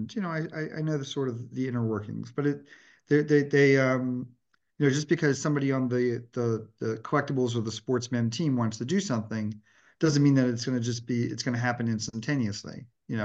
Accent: Delaware, United States; I grew up in Delaware, which was a great location

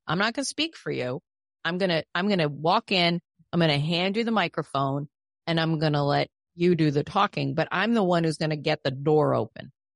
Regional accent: New York, United States; I'm a New Yorker

